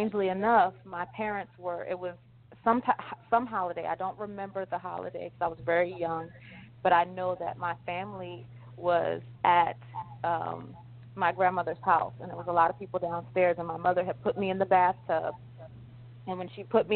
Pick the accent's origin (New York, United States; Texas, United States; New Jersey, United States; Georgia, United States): New Jersey, United States; also born or lived in Philadelphia, Pennsylvania; I'm originally from New Jersey